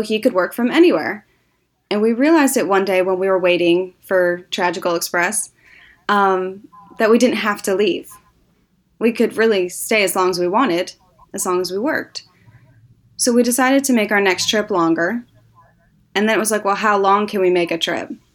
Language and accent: English; Northwest Indiana, United States; I grew up in Northwest Indiana, um, that's where, uh, my whole family's from